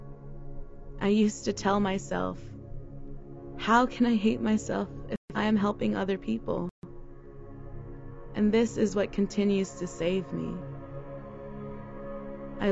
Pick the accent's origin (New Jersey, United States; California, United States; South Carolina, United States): California, United States; Daly City; now in San Francisco, United States; I grew up in Daly City, California